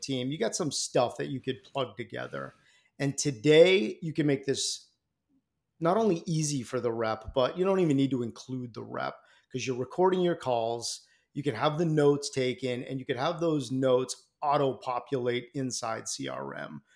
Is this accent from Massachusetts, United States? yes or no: yes; Boston, Massachusetts, United States; Boston guy out here in, uh, in my hometown